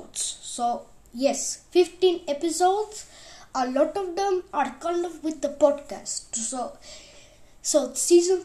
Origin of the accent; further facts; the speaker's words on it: India; moved away; I am from India, and also I am from Hassan